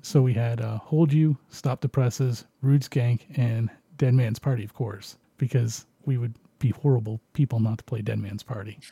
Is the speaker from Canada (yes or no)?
yes; Canada; I'm Canadian